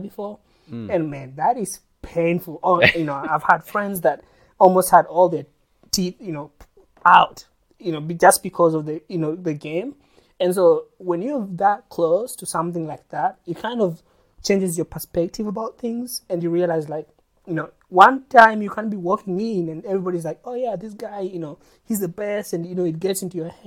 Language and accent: English; Kenya; my perspective as a Kenyan